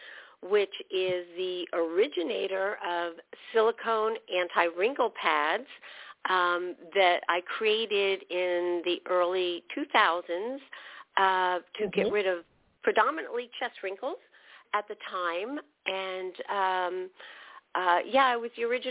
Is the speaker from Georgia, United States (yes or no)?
no; New Jersey, United States; moved away as an adult; now in California, United States; I was from New Jersey